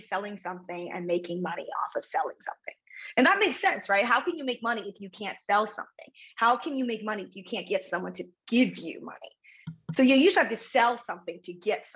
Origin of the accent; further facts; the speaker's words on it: United States; growing up in America as daughter of an immigrant